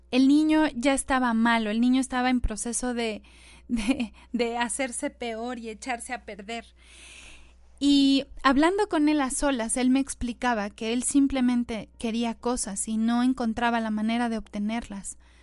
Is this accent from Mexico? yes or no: yes; Mexico; nuestro queridísimo México